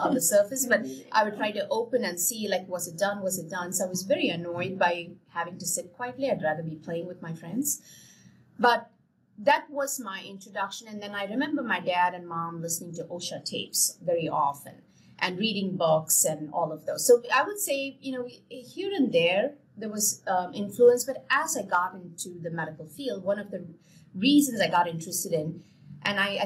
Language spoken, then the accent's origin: English; India; moved away; I come from India.